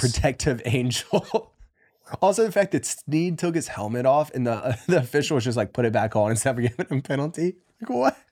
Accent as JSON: {"language": "English", "area": "near Raleigh", "region": "North Carolina", "country": "United States", "tie": "born or raised there", "said": "I grew up close to them"}